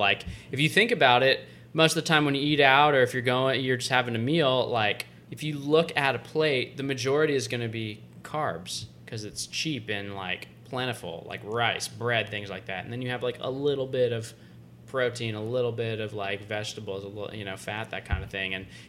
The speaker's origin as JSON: {"language": "English", "region": "the South", "country": "United States", "tie": "born or raised there", "said": "growing up in the South, if you haven't spent time, like, out west or further south closer to Mexico, you don't realize, like, what real Mexican food is like"}